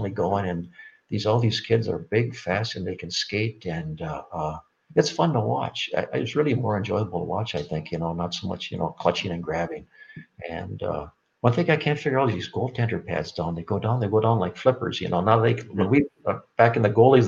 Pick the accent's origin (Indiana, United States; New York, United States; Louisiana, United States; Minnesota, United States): Minnesota, United States; Babbitt; all three of us grew up in Iron Range up in northeastern Minnesota, these small mining towns. And, you know, Mark was from Eveleth, and John Harrington was from Virginia, and I was from Babbitt.